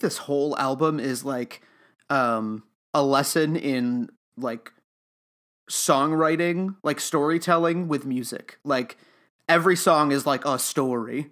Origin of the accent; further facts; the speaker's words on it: Utica, New York, United States; also born or lived in Oswego, New York; I'm from Utica, New York, um, but I, I live in Oswego right now